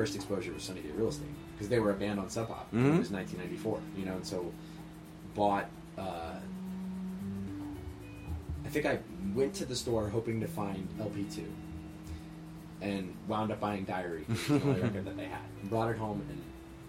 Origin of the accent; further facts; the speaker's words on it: Cherry Hill, New Jersey, United States; I grew up in New Jersey. I grew up in a town called Cherry Hill. It's maybe like 15, 20 minutes outside of Philadelphia.